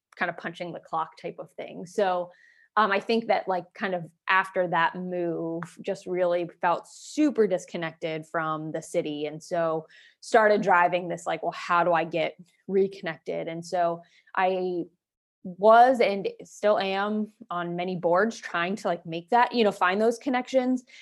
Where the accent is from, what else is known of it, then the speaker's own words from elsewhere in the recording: Waynesburg, Pennsylvania, United States; moved away as an adult; now in Erie, United States; I'm an Erie transplant, so I'm originally from Waynesburg, Pennsylvania